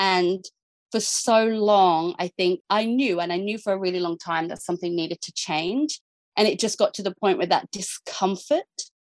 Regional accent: Jervis Bay, New South Wales, Australia; moved away; we're from Jervis Bay

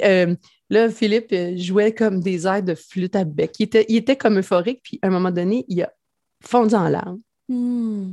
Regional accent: Mandeville, Quebec, Canada; also born or lived in Saint-Gabriel; je viens de Mandeville, en fait, euh, qui est comme le village voisin d'où j'habite maintenant. Là, je suis revenue vraiment euh, aux sources

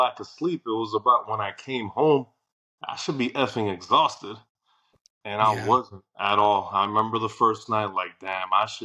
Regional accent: New Jersey, United States; moved away as an adult; I went back home. I'm born and bred in Jersey

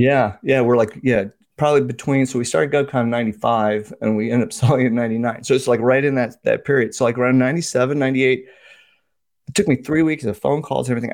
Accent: Washington, District of Columbia, United States; also born or lived in Indiana / New Jersey / India; I was raised in the United States, moved, uh, around a little bit, Indiana, New Jersey, uh, but settled in the D C area since I was ten. So pretty much this is my home.

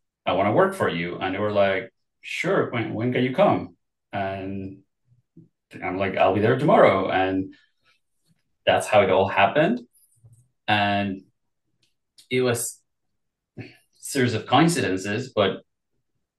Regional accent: Mexico City, Mexico; moved away; I am originally from Mexico City.

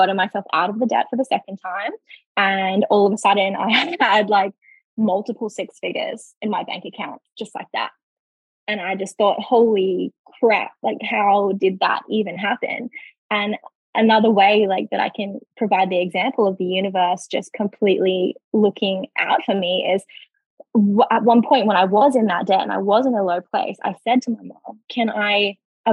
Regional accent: Darwin, Northern Territory, Australia; moved away as an adult; now in Queensland, Australia; we bought the house together in Darwin, my hometown.

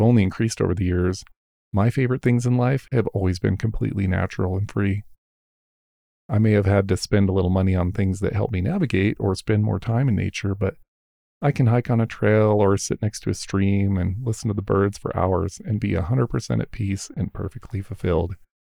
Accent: Rocky Mountains, United States; I was blessed with growing up in the Rocky Mountains, and that has been my playground for nearly all of my life. Growing up in the mountains and spending so much time out in nature has been absolutely the best part of my life.

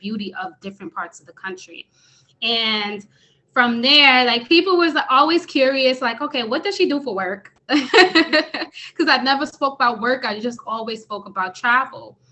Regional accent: New York City, New York, United States; I am originally from New York City, born and raised in the Bronx, New York

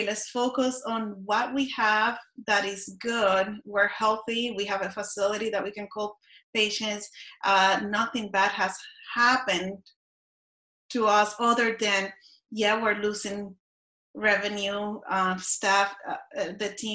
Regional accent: Puerto Rico; I grew up in Puerto Rico and we had hurricanes.

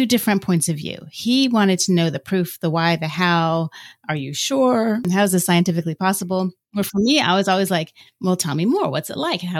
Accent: Florida, United States; moved away as an adult; now in Virginia, United States; I'm from Florida, one of the, 10 people that are actually from Florida. And we moved to Virginia about 10 years ago-ish.

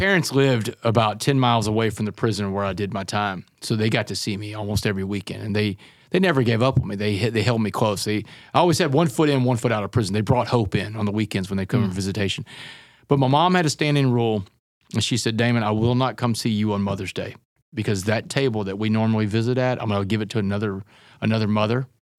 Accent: Texas, United States; Oh, absolutely. I mean, what little boy growing up in Texas doesn't either want to play for the Aggies or against the Aggies?

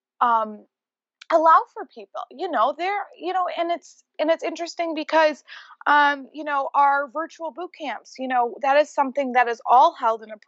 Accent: Rochester, New York, United States; moved away as an adult; also born or lived in Los Angeles, California; I just moved back to my hometown of Rochester, New York from living

